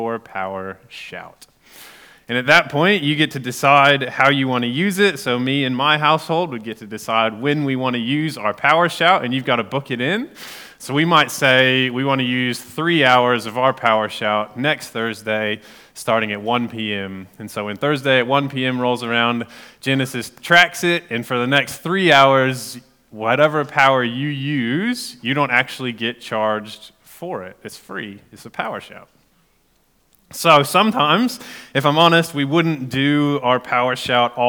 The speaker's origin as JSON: {"language": "English", "country": "United States", "moved": "as an adult", "lives_now": "Gore, New Zealand", "said": "I'm American"}